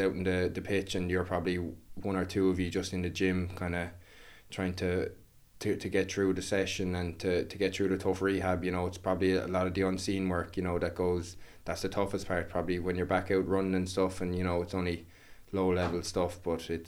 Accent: Waterford, Munster, Ireland; I was playing with like Ballygunner at the time and trying to get onto the under 16 Waterford team

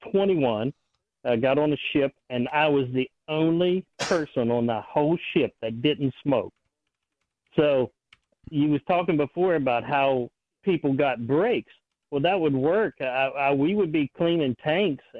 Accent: West Virginia, United States; I grew up in West Virginia, and we grew tobacco

